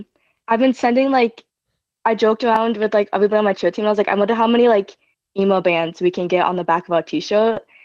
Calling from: Boise, Idaho, United States; Boise, Idaho.

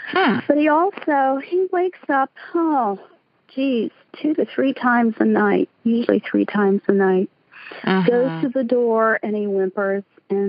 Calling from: Altoona, Pennsylvania, United States; I'm calling from Altoona, Pennsylvania

